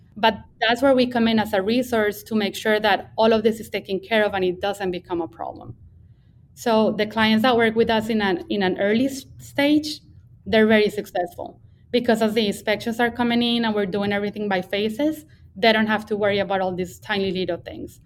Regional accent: Bogota, Colombia; English is a second language; now in Texas, United States; I grew up in in Bogota, Colombia. That's where I'm from

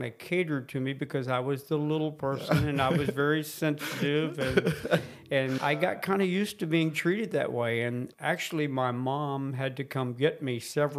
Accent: Miami, Florida, United States; I was born and raised in Miami

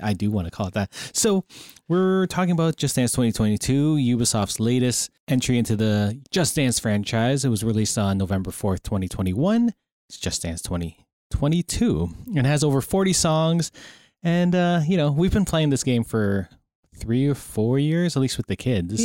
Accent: Canada; we're Canadian here

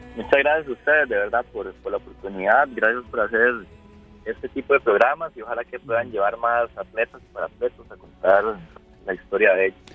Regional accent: Costa Rica

